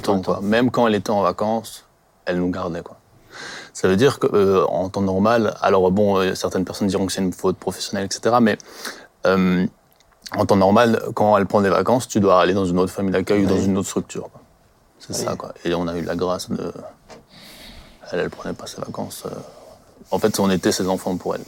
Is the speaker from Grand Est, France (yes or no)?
yes; Colmar, Grand Est, France; je viens du secteur de Colmar. Je travaille à Colmar aussi